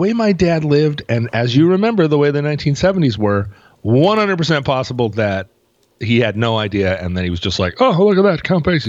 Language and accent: English; New Orleans, Louisiana, United States; I'm from New Orleans.